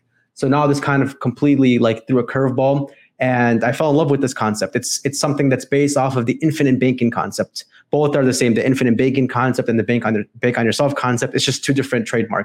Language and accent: English; Chicago, Illinois, United States; I'm from Chicago, Illinois